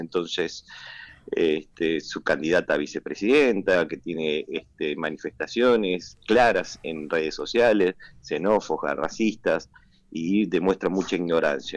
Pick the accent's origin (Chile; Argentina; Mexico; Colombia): Argentina; la selección nuestra